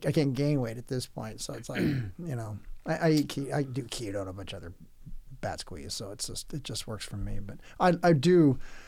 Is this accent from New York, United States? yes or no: no; Oceanside, California, United States; I grew up in most of my good years in Oceanside, California, and that's just south of Camp Pendleton